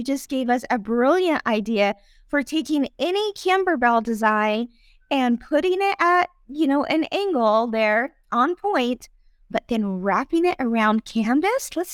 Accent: Indianapolis, Indiana, United States; I am from Indianapolis.

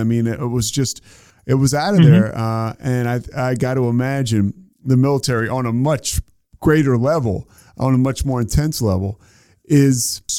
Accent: United States; It's fulfilling for me as an American.

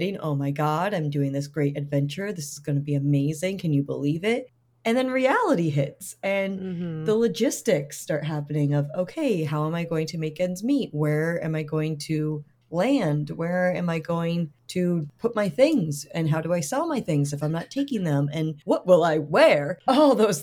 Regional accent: Rhode Island, United States; also born or lived in Toronto, Canada / New York / Europe; I'm originally from Toronto and moved to Rhode Island with my family when I was very young

